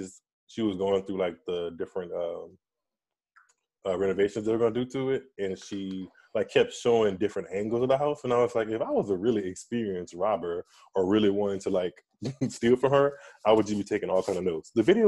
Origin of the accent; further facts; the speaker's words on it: Louisiana, United States; I'm from Louisiana